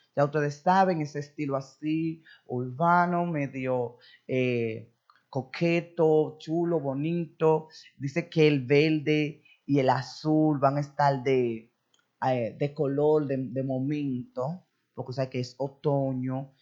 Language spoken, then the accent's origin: Spanish; Dominican Republic; somos dominicanos